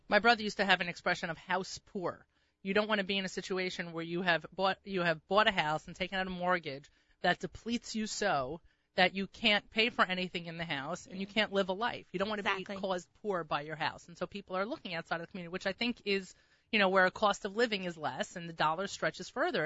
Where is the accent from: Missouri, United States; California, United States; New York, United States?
New York, United States; New Rochelle; I grew up in New Rochelle